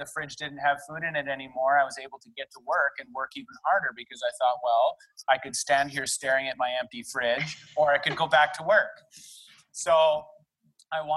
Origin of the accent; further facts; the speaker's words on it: Delta, British Columbia, Canada; now in Vancouver, Canada; I was born and raised in North Delta. That's just outside of Vancouver by about 40 minutes